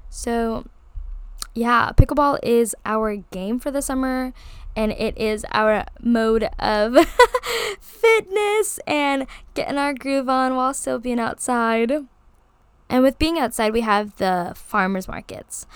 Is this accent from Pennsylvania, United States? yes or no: no; Hawaii, United States; being born and raised in Hawaii, I live, like, ten minutes down from Waikiki Beach